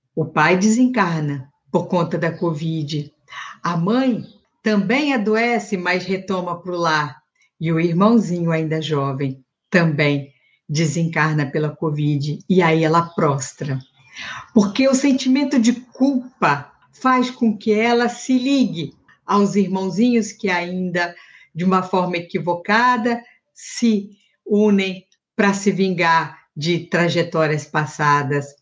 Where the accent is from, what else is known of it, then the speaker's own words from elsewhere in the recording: Minas Gerais, Brazil; na minha infância, em Minas